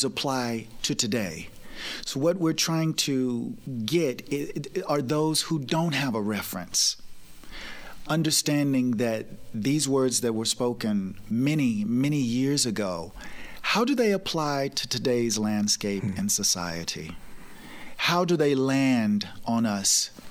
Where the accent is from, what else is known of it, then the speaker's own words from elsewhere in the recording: Lake Providence, Tennessee, United States; moved away as an adult; also born or lived in Memphis / Atlanta / New York City; growing up in the South